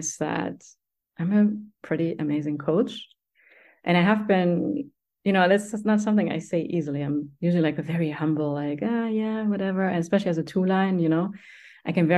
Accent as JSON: {"language": "English", "country": "Germany", "tie": "born or raised there", "said": "growing up in Germany, we have a cellar"}